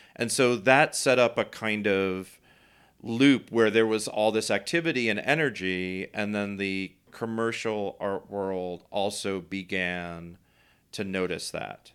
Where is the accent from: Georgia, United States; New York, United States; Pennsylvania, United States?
New York, United States; I grew up here in New York